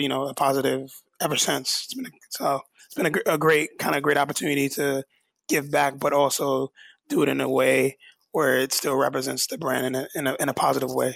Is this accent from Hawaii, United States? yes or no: no; New York, United States; I'm born and raised in New York